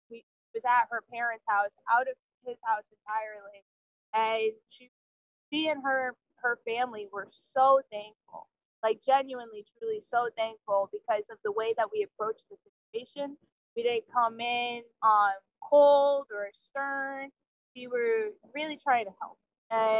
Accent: New Jersey, United States; moved away as an adult; I grew up in New Jersey.

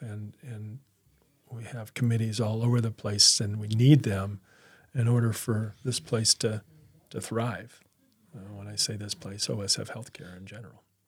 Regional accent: Peoria, Illinois, United States; I grew up in Peoria

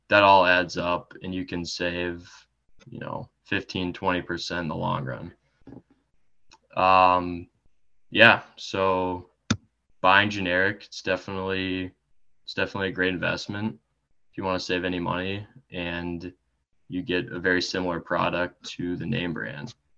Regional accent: Eden Prairie, Minnesota, United States; I am from Eden Prairie, Minnesota.

